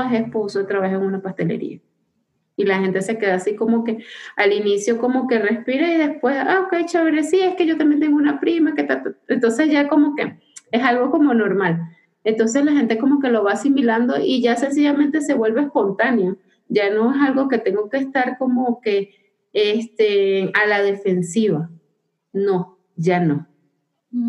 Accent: Venezuela; moved away as an adult; soy migrante venezolana

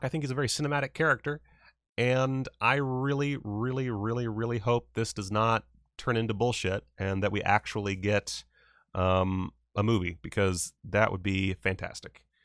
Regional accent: South Carolina, United States; I'm from the South. I'm from South Carolina

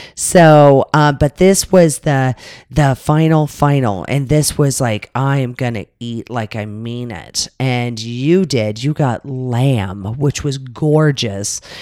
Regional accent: Las Vegas, Nevada, United States; we're from Vegas

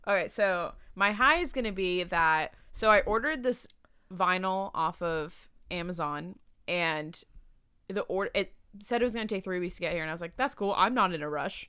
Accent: San Diego, California, United States; also born or lived in Maryland / Irvine; I lived in Irvine before I lived in San Diego. There was, like, a brief, when I moved here from Maryland, I lived in Irvine for a few years, and then I moved to San Diego

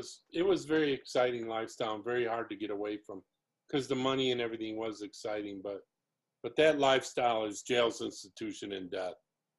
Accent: Elmhurst, Illinois, United States; moved away; where I grew up around Elmhurst, Illinois

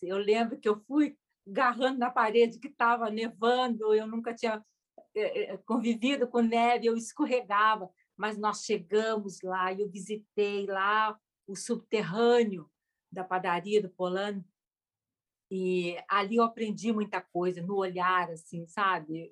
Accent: Brazil; eu sou brasileira

